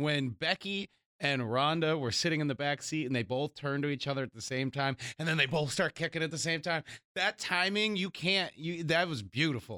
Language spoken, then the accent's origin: English; United States; as American audience